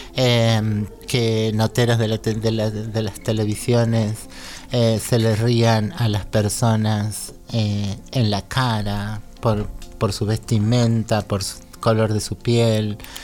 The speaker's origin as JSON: {"language": "Spanish", "region": "Córdoba", "country": "Argentina", "moved": "yes", "lives_now": "Buenos Aires, Argentina", "said": "yo soy cordobesa en realidad, pero vivo acá hace demasiado tiempo"}